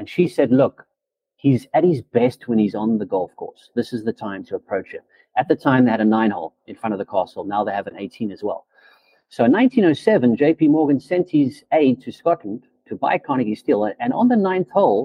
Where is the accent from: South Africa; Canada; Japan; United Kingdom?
South Africa; also born or lived in Zimbabwe; I was born in Africa, in Zimbabwe, actually. But when I was five, for a better quality of life, better education, we moved to South Africa.